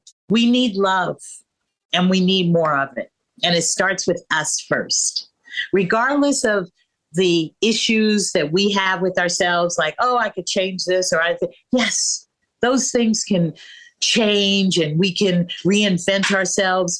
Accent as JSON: {"language": "English", "town": "San Francisco", "region": "California", "country": "United States", "tie": "born or raised there", "said": "growing up in San Francisco when I was 6 years old"}